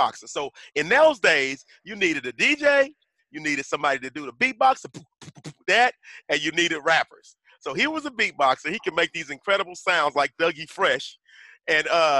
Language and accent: English; Tulsa, Oklahoma, United States; I grew up in North Tulsa, which in Tulsa is the ghetto